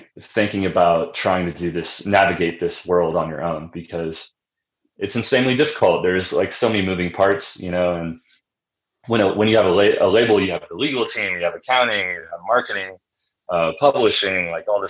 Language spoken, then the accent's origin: English; Springfield, Illinois, United States; also born or lived in Nashville; now in Denver, United States; I grew up in Central Illinois